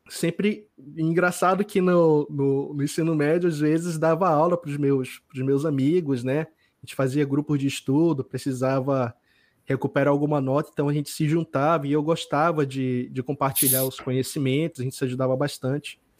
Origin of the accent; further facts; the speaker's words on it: Manaus, Amazonas, Brazil; Eu nasci e me criei aqui no Amazonas. Nasci aqui em Manaus, é, mas passei a maior parte da minha infância morando em várias cidades no interior aqui do, do Amazonas, certo?